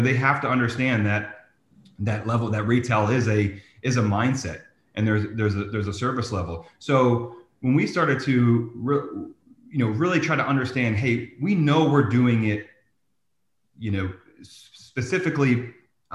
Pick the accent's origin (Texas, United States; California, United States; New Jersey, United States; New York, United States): New Jersey, United States; I'm from New Jersey